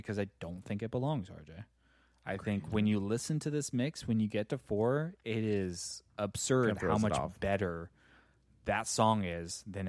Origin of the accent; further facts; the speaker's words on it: Puerto Rico; I'm Puerto Rican. We're only gypsies.